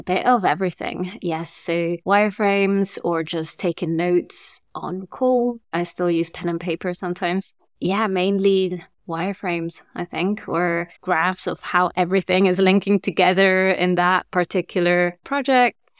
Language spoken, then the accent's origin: English; Germany; also born or lived in Italy / France; now in London, United Kingdom; I grew up in Germany, and then my parents moved to France, and I moved to London